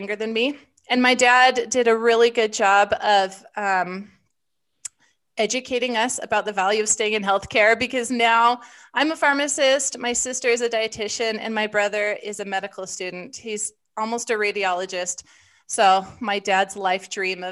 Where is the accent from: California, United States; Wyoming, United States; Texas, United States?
Wyoming, United States; I grew up in Wyoming and chose University of Wyoming